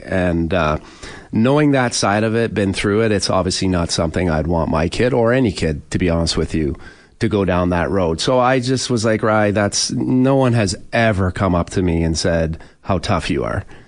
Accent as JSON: {"language": "English", "town": "Oshawa", "region": "Ontario", "country": "Canada", "tie": "born or raised there", "said": "growing up in Oshawa with my family, we just we never did anything extra."}